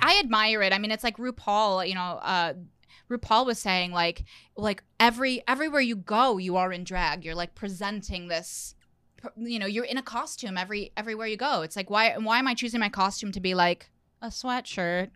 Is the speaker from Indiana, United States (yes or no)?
yes; Indiana, United States; moved away as an adult; also born or lived in New York; I'm from Indiana